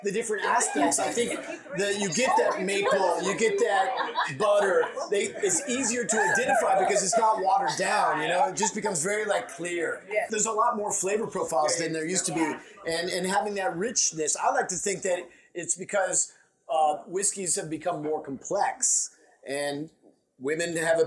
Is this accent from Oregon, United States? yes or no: yes; Oregon, United States; I'm from Oregon